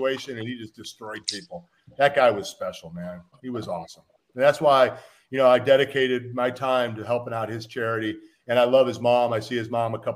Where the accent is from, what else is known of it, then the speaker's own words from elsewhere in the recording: Chicago, Illinois, United States; moved away as an adult; now in Kansas City, United States; I was from Chicago